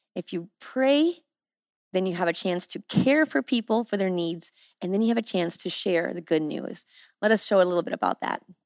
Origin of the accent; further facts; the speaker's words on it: Iowa, United States; moved away as an adult; now in Haiti; I am from Iowa. I'm a good old girl from Iowa